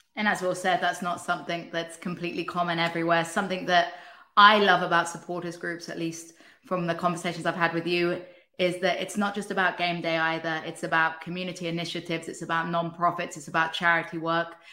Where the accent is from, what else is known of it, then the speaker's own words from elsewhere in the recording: England, United Kingdom; moved away; as an English person